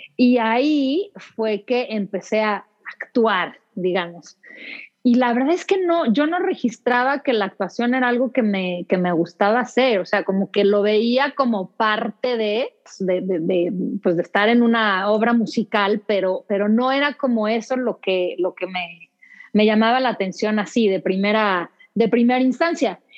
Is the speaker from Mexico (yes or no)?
yes; Mexico City, Mexico; also born or lived in London / United States; Y cuando cumplí dos años nos venimos de regreso y ya mis hermanos nacieron acá, pero he vivido casi toda mi vida aquí en la Ciudad, de México. Soy chilanga de, Hueso Colorado.